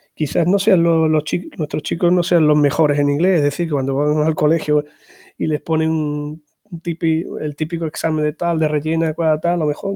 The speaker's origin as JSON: {"language": "Spanish", "region": "Andalusia", "country": "Spain", "also_born_or_lived": "Extremadura", "moved": "yes", "lives_now": "Zafra, Spain", "said": "soy andaluz de, procedencia, pero llevo ya más de 24 años aquí por Extremadura"}